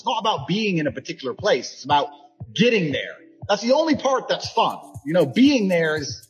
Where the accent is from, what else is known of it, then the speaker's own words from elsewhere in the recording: Luton, East of England, United Kingdom; I'm super happy I grew up broke in Luton on free school dinner.